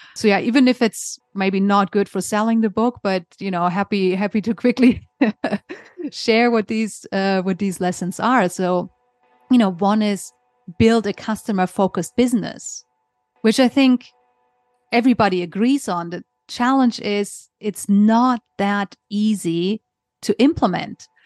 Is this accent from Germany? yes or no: yes; Germany; moved away as an adult; also born or lived in Hong Kong; originally, I'm from Germany. So I grew up in Germany.